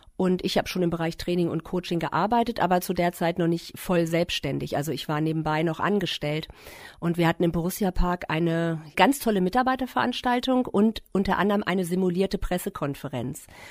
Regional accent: Klein Berkel, Lower Saxony, Germany; ich bin in Kleinberkel groß geworden

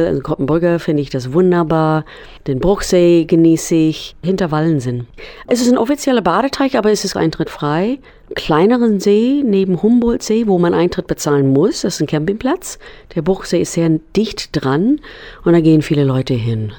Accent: United States; German is a second language; now in Weserbergland, Germany; Musikerin aus Weserbergland, gebürtige Amerikanerin

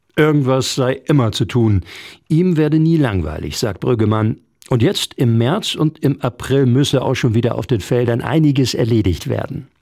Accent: Germany; bei uns in Deutschland

